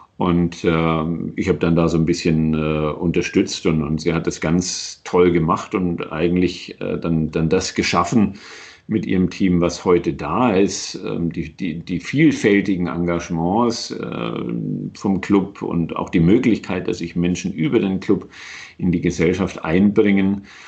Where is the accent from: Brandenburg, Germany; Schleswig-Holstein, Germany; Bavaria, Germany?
Bavaria, Germany; Nuremberg; moved away as an adult; also born or lived in Cologne / United States; in meiner Heimatstadt gelandet bin oder in diesem kleinen Vorort äh, daneben